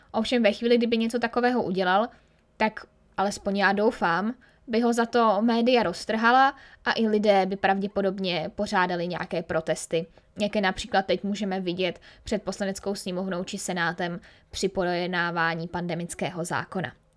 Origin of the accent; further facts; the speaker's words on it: Czechia; jsme Rakousko-Uhersko jako Češi úplně rádi neměli